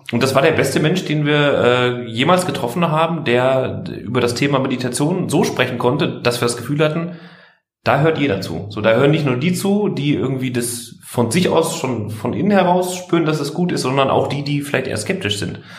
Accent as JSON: {"language": "German", "town": "Dortmund", "region": "North Rhine-Westphalia", "country": "Germany", "tie": "born there", "lives_now": "Berlin, Germany", "said": "im Ruhrgebiet in Wittenherdecke, komme da auch gebürtig her, äh, also bin gebürtiger Dortmunder. Und jetzt sitzen wir gerade zusammen im schönen Prenzlauer Berg in Berlin."}